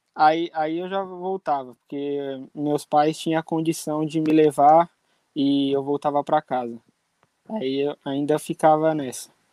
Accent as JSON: {"language": "Portuguese", "town": "Jarinu", "region": "São Paulo", "country": "Brazil", "tie": "born or raised there", "also_born_or_lived": "São Bernardo do Campo", "moved": "as an adult", "lives_now": "Coimbra, Portugal", "said": "só nasci em São Bernardo, mas minha vida inteira, infância, tudo, sempre foi em Jarinu."}